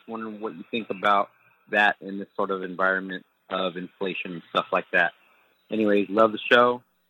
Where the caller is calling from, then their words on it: Central California, United States; I'm calling from Central California